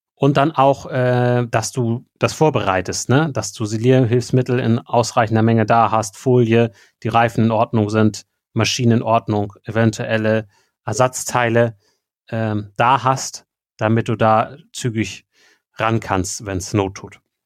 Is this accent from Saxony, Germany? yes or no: no; Schleswig-Holstein, Germany; bei uns in Schleswig-Holstein